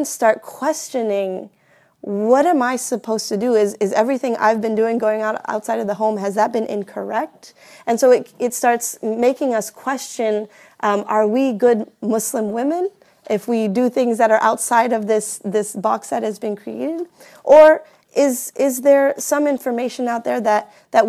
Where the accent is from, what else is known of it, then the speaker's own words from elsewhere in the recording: Houston, Texas, United States; I grew up here, particularly I grew up in Houston, Texas